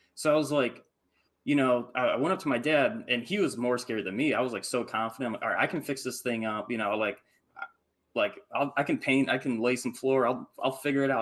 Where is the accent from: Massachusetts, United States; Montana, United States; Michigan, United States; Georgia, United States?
Michigan, United States; I grew up in Michigan, like in the Midwest, in the cold